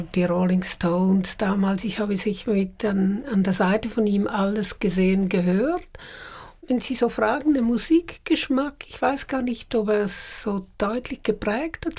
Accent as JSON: {"language": "German", "town": "Uster", "region": "Zurich", "country": "Switzerland", "also_born_or_lived": "Paris", "moved": "as an adult", "said": "Ich bin ja von Uster gekommen, einem kleinen Dorf"}